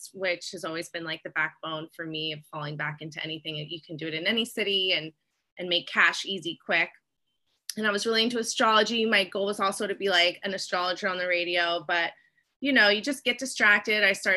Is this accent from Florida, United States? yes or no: yes; Tampa, Florida, United States; moved away as an adult; now in Hawaii, United States; I'm from Tampa, Florida